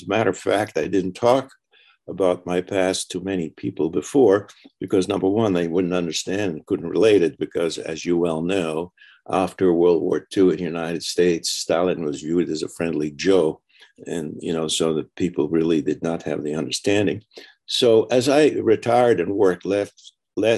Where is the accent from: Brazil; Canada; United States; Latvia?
Latvia; moved away; I was born in Latvia, which is a small country across from Sweden